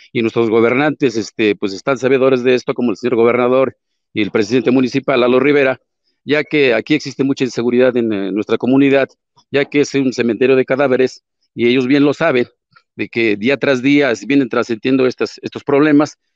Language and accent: Spanish; Puebla, Mexico; somos Puebla, digo, somos pueblos, somos poblanos y no somos ni de primera ni de segunda, somos poblanos